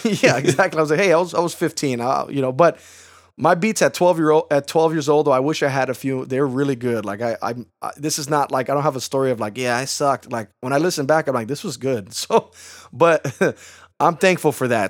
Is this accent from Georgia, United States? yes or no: no; Chicago, Illinois, United States; I'm from Chicago. That's where I'm born and raised